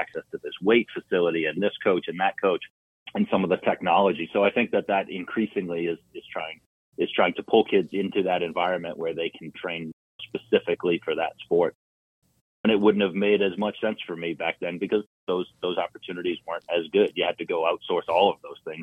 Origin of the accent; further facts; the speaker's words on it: Boston, Massachusetts, United States; I'm from Massachusetts. I grew up in South Boston